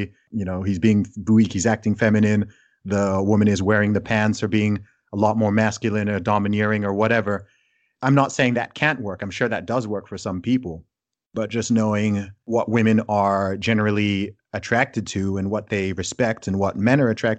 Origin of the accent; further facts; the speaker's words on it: Saudi Arabia; also born or lived in United Kingdom; as someone who's grown up in a range of different cultures, from growing up in Saudi Arabia to having my family be Nigerian, and then also living in the UK and being British